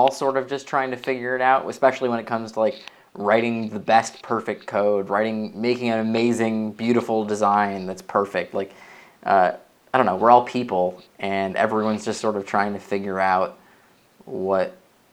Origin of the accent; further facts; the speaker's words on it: Chicago, Illinois, United States; moved away as an adult; now in San Francisco, United States; I live in San Francisco right now. And I've been here for 5 years. But I come from Chicago area